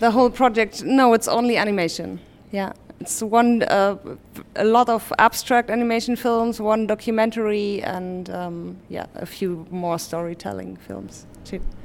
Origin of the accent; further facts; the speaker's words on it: Hamburg, Germany; in Hamburg, my hometown